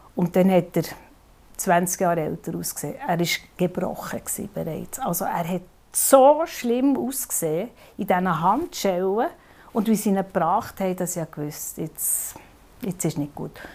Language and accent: German; Bern, Switzerland; als Bernerin